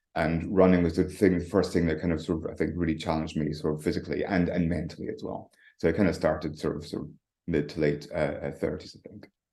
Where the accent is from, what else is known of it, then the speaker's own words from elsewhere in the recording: Tongue, Scotland, United Kingdom; moved away; also born or lived in London; Originally, I'm from the Highlands of Scotland, um, right up on the very north coast. It's like a tiny village called called Tongue. So I grew up in a croft